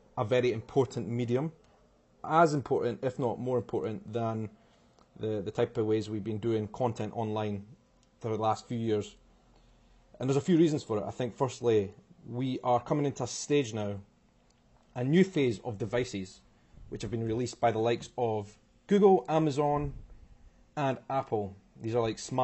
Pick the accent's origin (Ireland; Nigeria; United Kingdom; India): United Kingdom; Edinburgh, Scotland; also born or lived in Brazil; I am from Edinburgh in Scotland